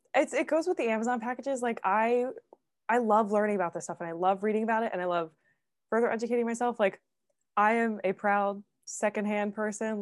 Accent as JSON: {"language": "English", "town": "Philadelphia", "region": "Pennsylvania", "country": "United States", "said": "I'm from Philly too"}